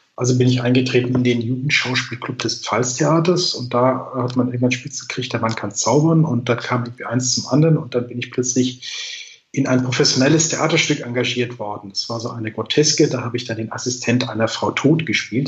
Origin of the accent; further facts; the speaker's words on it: Kaiserslautern, Rhineland-Palatinate, Germany; moved away; ich komme ursprünglich aus Kaiserslautern